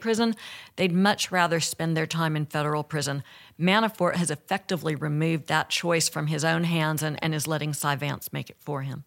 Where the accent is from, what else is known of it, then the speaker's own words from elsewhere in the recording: Alabama, United States; I'm from Alabama